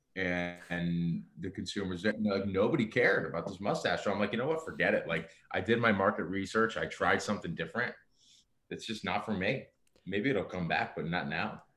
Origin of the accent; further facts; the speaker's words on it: United States; being American born